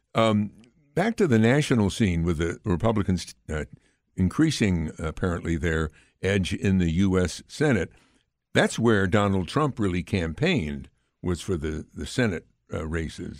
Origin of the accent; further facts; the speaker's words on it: Amsterdam, New York, United States; Amsterdam is my hometown